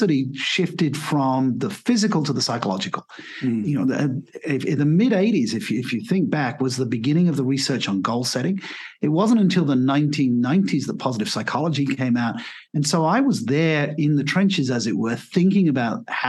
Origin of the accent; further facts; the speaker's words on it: English grammar school, England, United Kingdom; moved away as an adult; also born or lived in Asia / Australia; now in Portugal; So I'm British by birth. I'm Australian by passport. I'm Asian by the fact that I lived there for 18 years, and I'm Brazilian by wife, and I live in Portugal